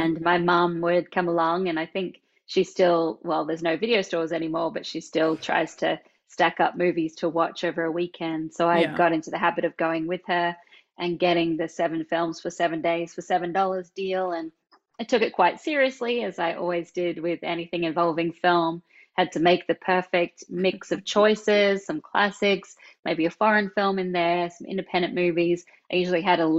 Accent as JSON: {"language": "English", "country": "Australia", "tie": "born or raised there", "moved": "yes", "said": "you can probably tell from this accent that I'm not from America. I was born in Australia"}